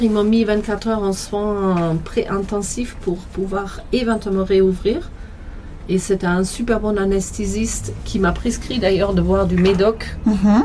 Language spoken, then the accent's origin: French; Germany; French is a second language; moved away as an adult; now in France